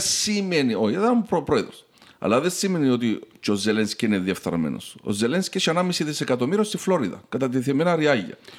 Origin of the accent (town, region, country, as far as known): Cyprus